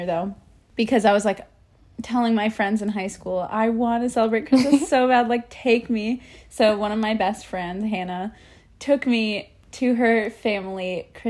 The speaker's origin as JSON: {"language": "English", "town": "Chattanooga", "region": "Tennessee", "country": "United States", "tie": "born or raised there", "moved": "yes", "lives_now": "Bronx, New York, United States", "said": "I grew up in a town in Tennessee, Chattanooga, to be exact. I was born, I was raised there, spent my whole childhood there."}